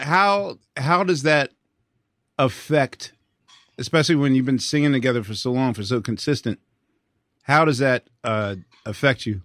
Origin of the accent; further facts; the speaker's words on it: Philadelphia, Pennsylvania, United States; my hometown of Philadelphia